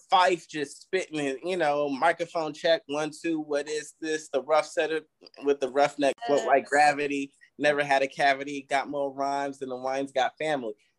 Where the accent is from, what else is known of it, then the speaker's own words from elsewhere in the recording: Vallejo, California, United States; moved away; I'm from the Bay